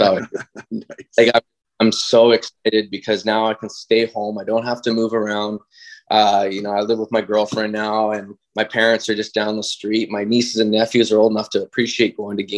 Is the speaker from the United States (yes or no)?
no; White Rock, British Columbia, Canada; I'm from White Rock